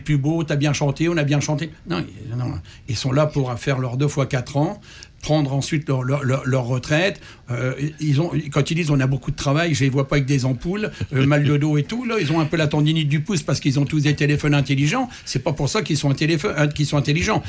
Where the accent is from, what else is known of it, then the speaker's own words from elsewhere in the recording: France; moved away as an adult; now in Canada; je suis né en France